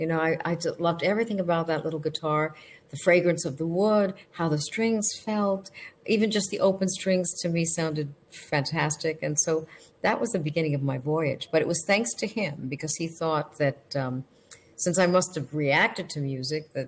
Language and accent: English; New York City, New York, United States; my sister and I grew up in New York City